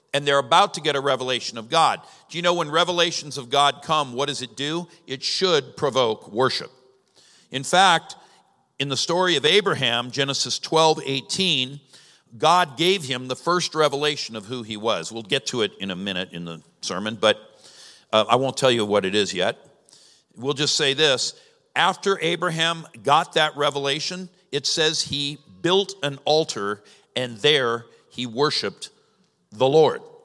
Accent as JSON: {"language": "English", "region": "Southern California", "country": "United States", "moved": "yes", "lives_now": "Ohio, United States", "said": "I'm from Southern California, and most of Southern California's desert."}